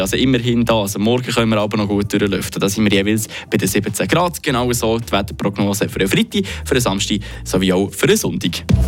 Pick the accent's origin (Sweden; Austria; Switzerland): Switzerland; bei uns in der Schweiz